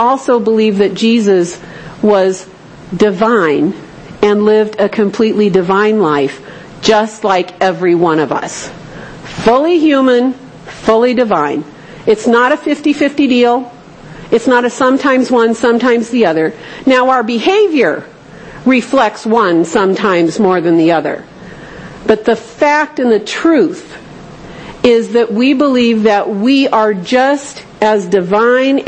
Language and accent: English; Southern California, United States; I grew up in Southern California